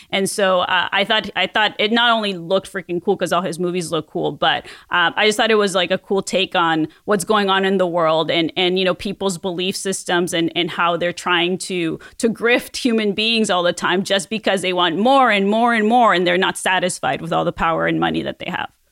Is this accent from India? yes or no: no; Mexico; moved away; as a kid growing up in Mexico